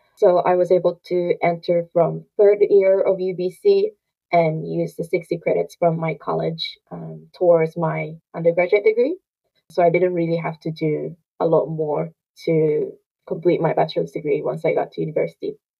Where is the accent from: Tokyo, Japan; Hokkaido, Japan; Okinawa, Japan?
Hokkaido, Japan; English is a second language; moved away as an adult; also born or lived in Asahikawa, Hokkaido; now in Canada; I'm originally from Hokkaido, Japan. I grew up in a small town in the north of Hokkaido.